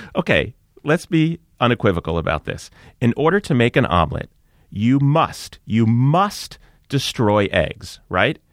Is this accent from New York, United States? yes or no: yes; outside of New York, United States; I grew up outside of New York